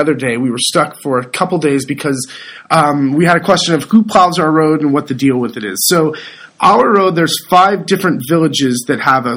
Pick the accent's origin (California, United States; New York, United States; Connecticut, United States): California, United States; moved away as an adult; now in Italy; I'm a California kid